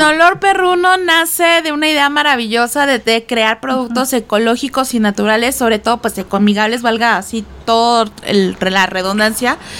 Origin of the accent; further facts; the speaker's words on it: Guaymas, Sonora, Mexico; moved away; yo soy de Guaymas Sonora